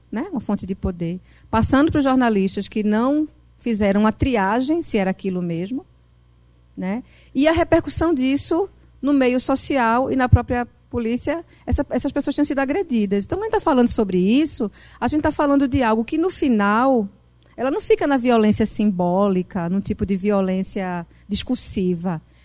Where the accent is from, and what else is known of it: Northeast Brazil, Brazil; accent: Northeastern (Nordeste)